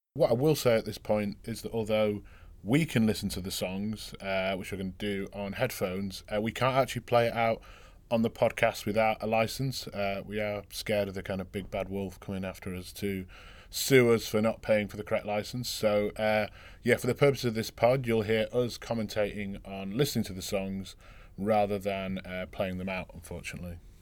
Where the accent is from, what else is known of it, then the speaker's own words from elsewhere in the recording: Manchester, North West England, United Kingdom; proper central, kind of grew up in kind of north central uh, Manchester.